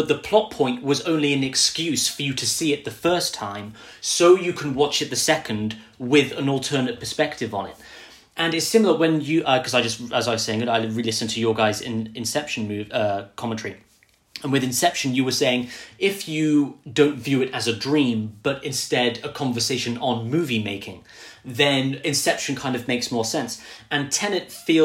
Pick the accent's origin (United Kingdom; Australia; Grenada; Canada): United Kingdom; I'm British.